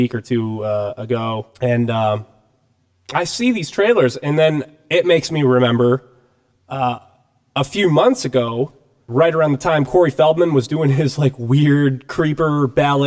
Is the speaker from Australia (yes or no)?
no; Michigan, United States; now in Seattle, United States; we come from Michigan, like you and I, we come from Michigan